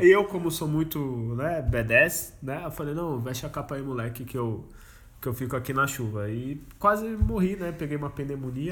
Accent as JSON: {"language": "Portuguese", "town": "Santos", "region": "São Paulo", "country": "Brazil", "said": "a gente é de Santos"}